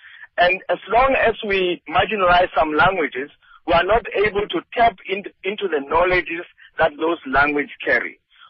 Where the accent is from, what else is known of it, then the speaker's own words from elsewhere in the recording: Sekhukhuneland, Limpopo, South Africa; English is a second language; I come from Sekhukhuneland. {S1} Mm. {S15} I'm here. I am not Zulu speaking, but I speak Zulu because I'm here.